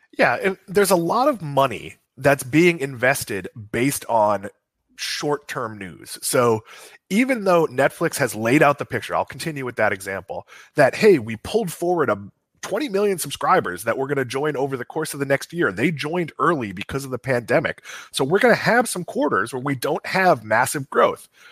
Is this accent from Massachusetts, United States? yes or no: yes; Boston, Massachusetts, United States; I'm from Boston, uh, you know, Centarpio's, Pizzeria Regina.